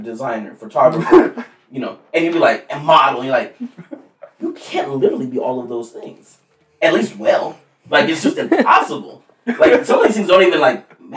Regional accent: Rancho Cucamonga, California, United States; I grew up in Rancho Cucamonga

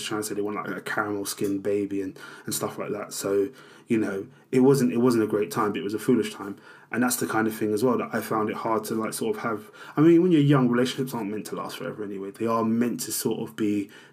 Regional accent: London, United Kingdom; I grew up in South East London

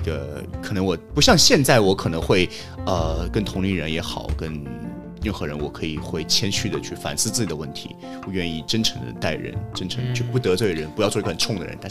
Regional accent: Shanghai, China; 我老家不是上海，但是我从小两岁就在上海，嗯，一直到高中。

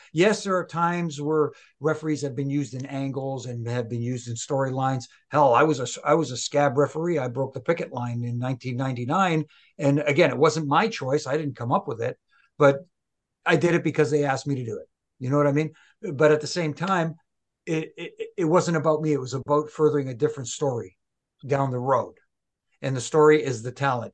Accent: Montreal, Quebec, Canada; in my hometown

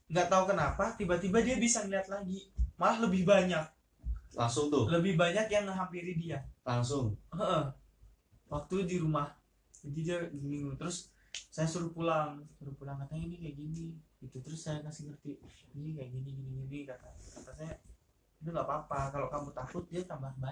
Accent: Palembang, South Sumatra, Indonesia; ke Lampung kan saya dari Palembang nih

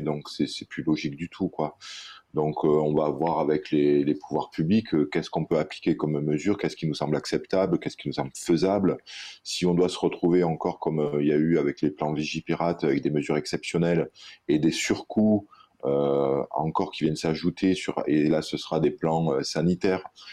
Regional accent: Réunion; chez nous à la Réunion

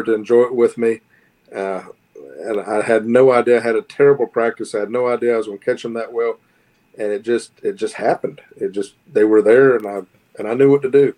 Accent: Northern Florida, United States; growing up in Northern Florida is unique from growing up anywhere else

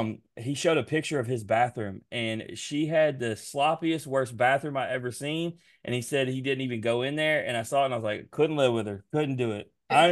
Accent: Memphis, Tennessee, United States; I'm from Memphis

